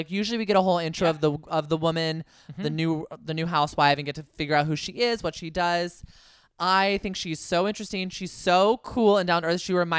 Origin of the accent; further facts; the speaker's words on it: California, United States; I'm from the Yay Area.